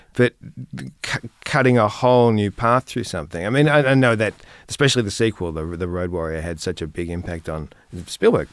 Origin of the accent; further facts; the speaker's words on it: same area as Nick Cave, Victoria, Australia; I grew up in, at the same, around the same area with one of the other people who's been on your show, Nick Cave. Um, we grew up, um, in the same region